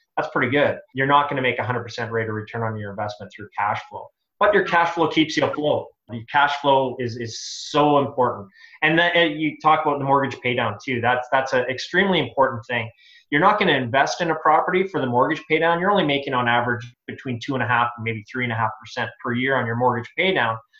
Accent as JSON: {"language": "English", "town": "Edmonton", "region": "Alberta", "country": "Canada", "moved": "yes", "said": "I'm originally from Edmonton"}